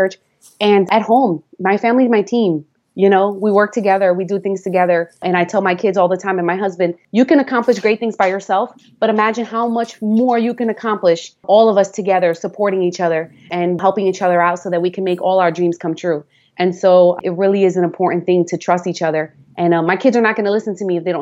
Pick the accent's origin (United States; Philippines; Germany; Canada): United States; New York City, New York; accent: New York; moved away as an adult; also born or lived in Long Island; now in Florida, United States; I was raised in the Bronx, had lived in Long Island a couple of years. And so we have an accent